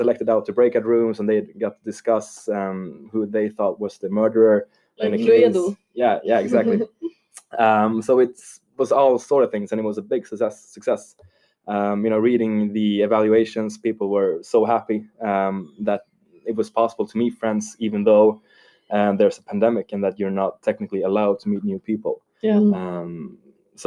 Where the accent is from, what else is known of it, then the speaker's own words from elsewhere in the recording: Stockholm, Stockholm County, Sweden; moved away as an adult; now in Lund, Sweden; I come from Stockholm, from a suburb called Jakobsberg. So it's the hoods.